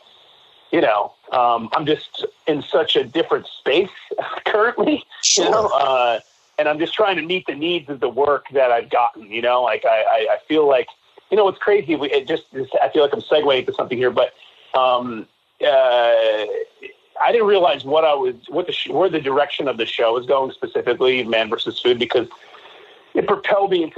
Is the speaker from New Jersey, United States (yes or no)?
yes; Jersey Shore, New Jersey, United States; moved away as an adult; also born or lived in New York City, New York; So we grew up in Jersey Shore